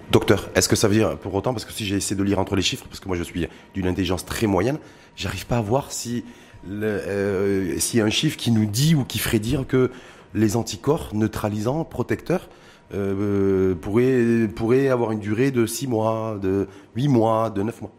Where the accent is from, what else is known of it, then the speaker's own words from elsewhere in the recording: Morocco; chez nous au Maroc